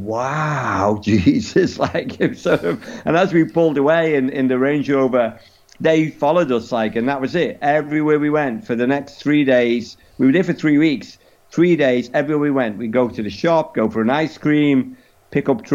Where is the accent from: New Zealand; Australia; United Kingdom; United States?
United Kingdom; England; we're from England